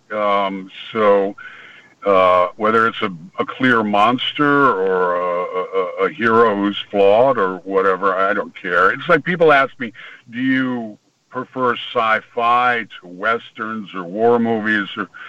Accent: Virginia, United States; also born or lived in Connecticut; I was born in Virginia and raised in Connecticut and Virginia back and forth.

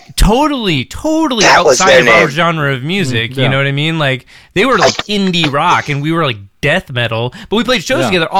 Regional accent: Alaska, United States; growing up in Alaska, especially as a young aspiring musician

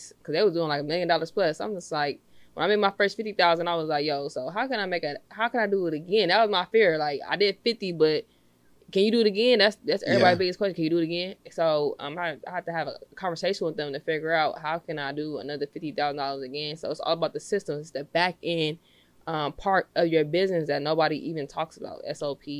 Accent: Los Angeles, California, United States; I'm from Los Angeles, California. I'm from the Crenshaw District. So growing up in that environment

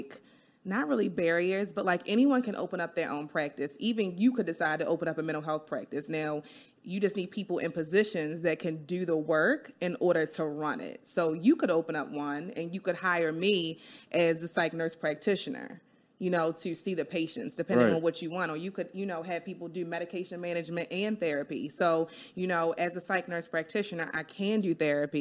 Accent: Baltimore, Maryland, United States; I'm from Baltimore born and raised

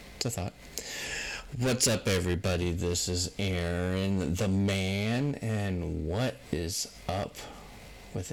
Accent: United States; I'm an American

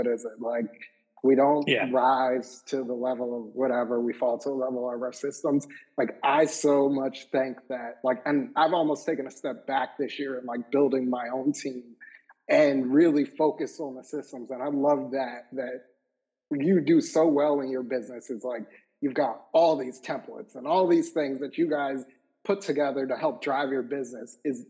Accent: Northeast, United States; We're from the Northeast, so we curse a lot.

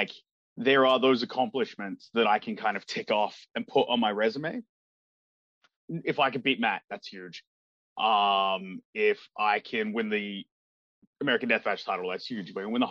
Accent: Australia; I'm from Australia. I'm a 10-hour flight away.

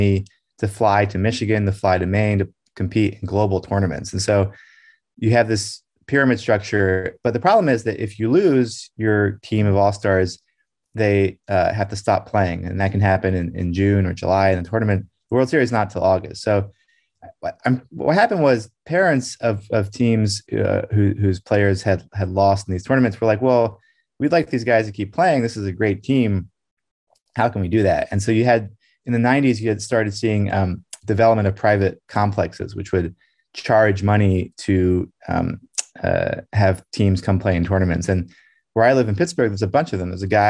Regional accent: Brussels, Belgium; When I was growing up in Brussels in the 1980s, in Belgium, it had a really big community of Americans

